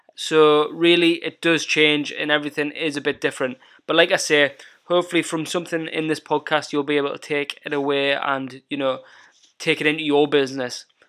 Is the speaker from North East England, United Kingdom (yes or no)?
yes; Northumberland, North East England, United Kingdom; also born or lived in North of Scotland; my hometown where I was brought up in Northumberland